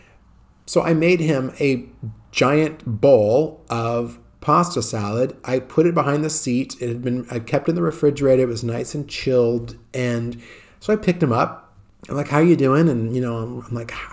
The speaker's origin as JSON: {"language": "English", "country": "United States", "moved": "as an adult", "lives_now": "Italy", "said": "as an American"}